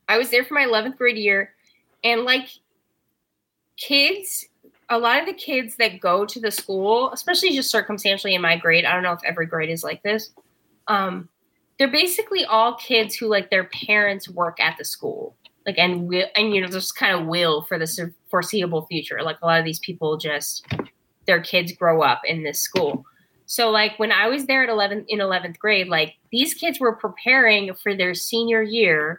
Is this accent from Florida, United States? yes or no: yes; Tampa, Florida, United States; I'm from Tampa